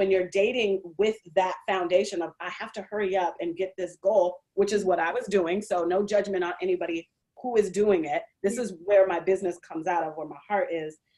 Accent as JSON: {"language": "English", "town": "Seattle", "region": "Washington", "country": "United States", "tie": "born or raised there", "also_born_or_lived": "Indianapolis", "moved": "as an adult", "said": "I grew up in Seattle"}